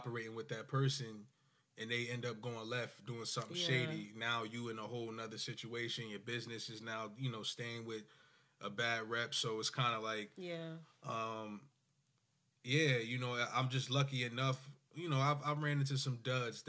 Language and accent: English; Willingboro, New Jersey, United States; I'm from Willenboro